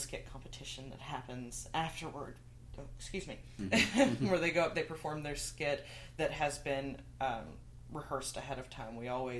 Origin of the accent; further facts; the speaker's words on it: Kentucky, United States; moved away; I'm from Kentucky originally.